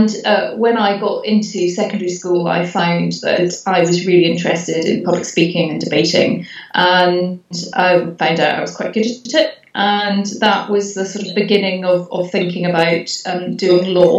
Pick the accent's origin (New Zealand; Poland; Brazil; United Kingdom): United Kingdom; Glasgow, Scotland; also born or lived in India; I was born in India, going right back to the beginning. But I was brought up in Glasgow.